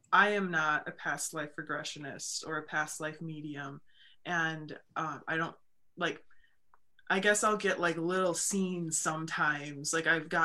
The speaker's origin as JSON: {"language": "English", "region": "Wisconsin", "country": "United States", "accent": "Wisconsin", "said": "my Wisconsin accent"}